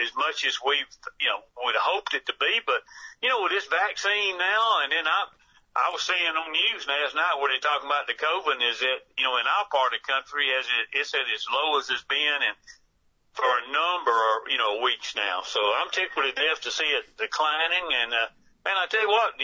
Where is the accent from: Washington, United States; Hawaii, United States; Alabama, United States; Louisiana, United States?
Alabama, United States; I grew up in Alabama